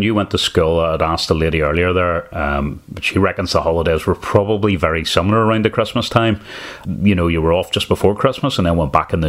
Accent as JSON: {"language": "English", "town": "Lisburn", "region": "Northern Ireland", "country": "United Kingdom", "tie": "born or raised there", "said": "when I grew up in Lisburn, I was probably part of some carol singing groups, and we would have went out round doors."}